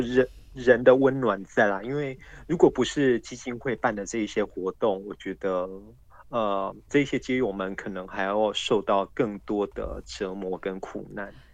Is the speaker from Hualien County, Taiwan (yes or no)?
no; Kaohsiung, Taiwan; 我的故乡高雄